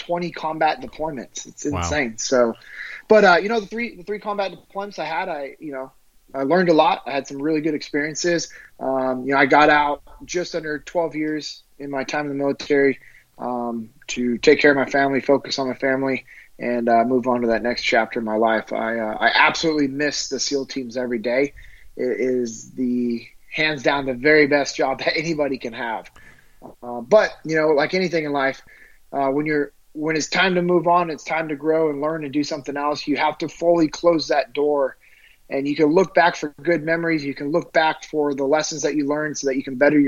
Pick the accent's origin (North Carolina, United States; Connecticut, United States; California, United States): California, United States; Sacramento; I'm originally from Sacramento, California.